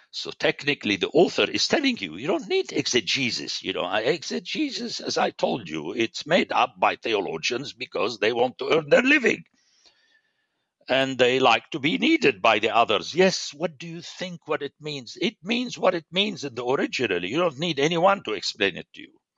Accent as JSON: {"language": "English", "town": "Beirut", "region": "Beirut Governorate", "country": "Lebanon", "tie": "born or raised there", "said": "I'm a city man. I grew up in Beirut"}